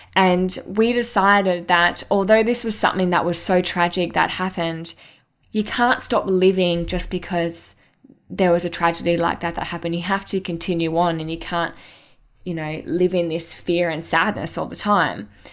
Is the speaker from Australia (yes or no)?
yes; Mandurah, Western Australia, Australia; I grew up in Mandurah, which is an hour south of Perth in WA, Australia on a coastal town with my family and my sister, Candace